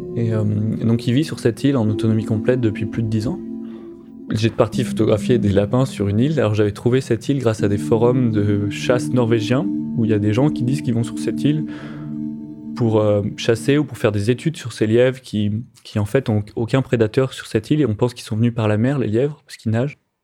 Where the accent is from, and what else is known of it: France